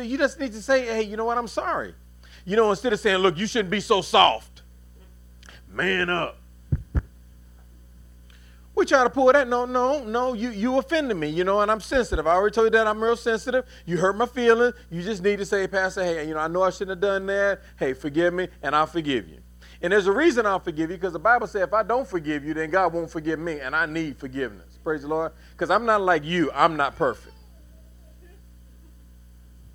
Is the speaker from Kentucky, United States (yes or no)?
yes; Louisville, Kentucky, United States; now in North Carolina, United States; We're both from Louisville, right? Well, I'm from Louisville.